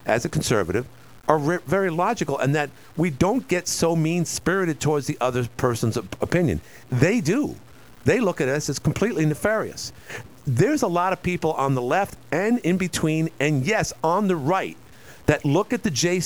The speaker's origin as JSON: {"language": "English", "town": "New York City", "region": "New York", "country": "United States", "tie": "born or raised there", "said": "growing up in New York"}